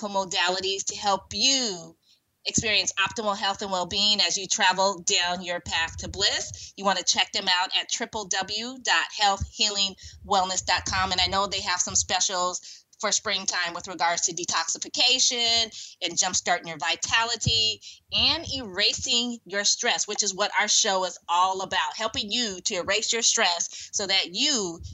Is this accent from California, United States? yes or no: yes; Silicon Valley, California, United States; Growing up in Silicon Valley